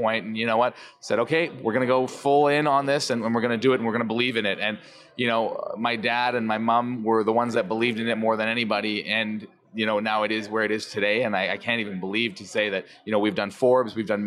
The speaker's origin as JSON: {"language": "English", "country": "Canada", "said": "I'm the only Canadian, so maybe they love the fact that I'm Canadian"}